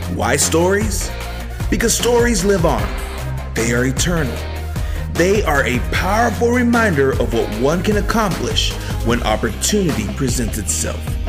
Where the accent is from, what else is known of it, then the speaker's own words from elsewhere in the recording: Texas, United States; moved away as an adult; now in Nashville, United States; I am a Texicano. I'm from Texas originally